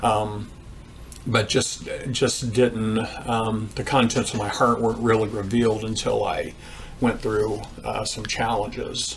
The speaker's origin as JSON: {"language": "English", "town": "Greensburg", "region": "Indiana", "country": "United States", "tie": "born or raised there", "said": "I grew up in Greensburg, Indiana"}